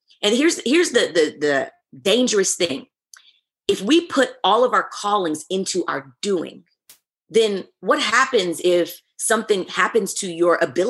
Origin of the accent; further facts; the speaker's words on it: the Bible Belt, United States; I grew up in the Bible Belt, so there was not a lot of this like supernatural language or believe for God to heal today